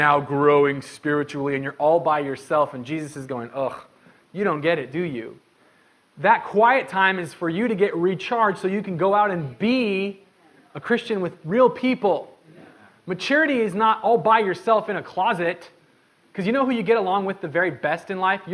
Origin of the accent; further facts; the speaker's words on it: Medford, United States; growing up in Medford